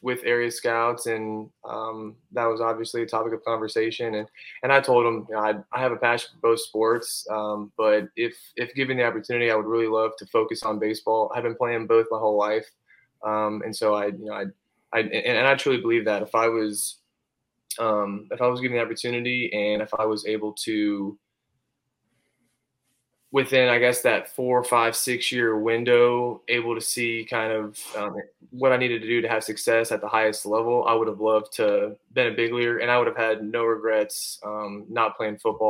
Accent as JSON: {"language": "English", "town": "Bradenton", "region": "Florida", "country": "United States", "tie": "born or raised there", "said": "born and raised in Bradenton, Florida"}